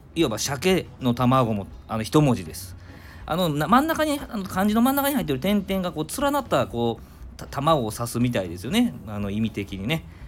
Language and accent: Japanese; Nara, Japan; 生まれは奈良